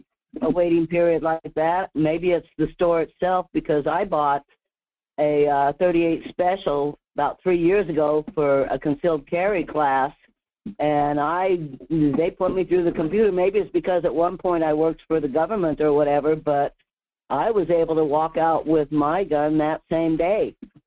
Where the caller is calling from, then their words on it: Alaska, United States; Yeah, it's Murph from the Denali Borough area.